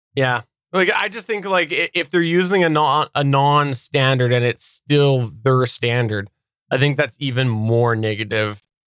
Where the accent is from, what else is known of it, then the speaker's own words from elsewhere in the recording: Canada; as a Canadian, you know, the schools like to preach that.